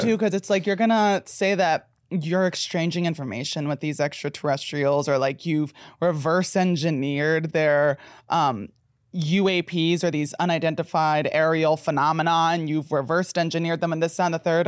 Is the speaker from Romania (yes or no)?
no; United States; As an American